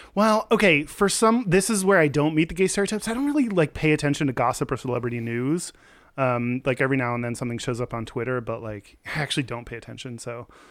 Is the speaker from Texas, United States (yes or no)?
yes; Texas, United States; I'm from Texas